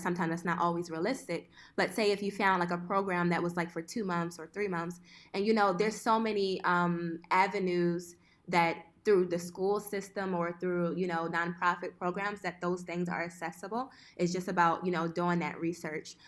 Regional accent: Philadelphia, Pennsylvania, United States; moved away as an adult; also born or lived in Italy / Boston; now in Switzerland; I'm originally from West Philadelphia.

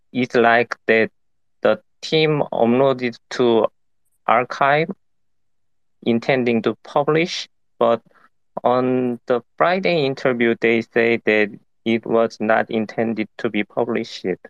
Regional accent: South Korea; I'm from South Korea

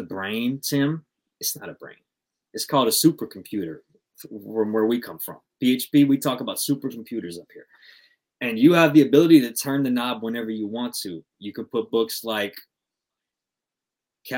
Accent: Compton, California, United States; I'm from Compton out here

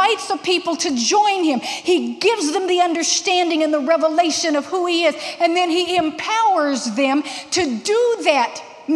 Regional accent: Texas, United States; I'm from Texas, and in elementary school in Texas, we are taught, part of the curriculum, how to identify good snakes from bad snakes

